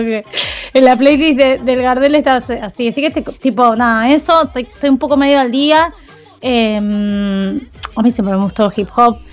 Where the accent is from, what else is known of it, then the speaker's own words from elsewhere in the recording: Argentina; somos así los argentinos